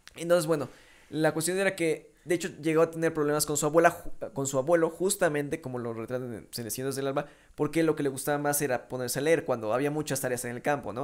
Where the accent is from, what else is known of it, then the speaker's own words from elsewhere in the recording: Mexico; soy mexicano